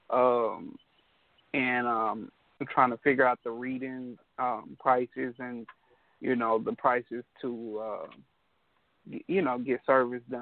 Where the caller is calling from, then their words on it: Beaumont, Texas, United States; I'm calling from Beaumont, Texas.